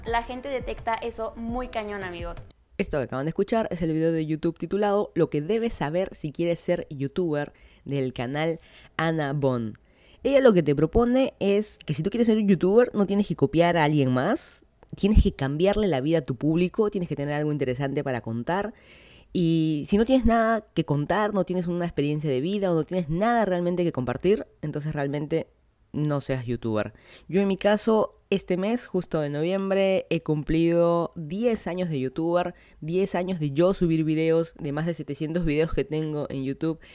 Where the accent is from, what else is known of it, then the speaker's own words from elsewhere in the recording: Lima, Peru; moved away as an adult; now in Miami, United States; yo soy de Lima, Perú, vine a vivir aquí a Miami hace menos de dos años